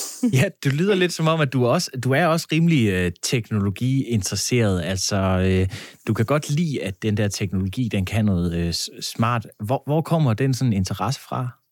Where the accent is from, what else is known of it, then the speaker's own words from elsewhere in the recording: Funen, Southern Denmark, Denmark; jeg er godt nok Fynbo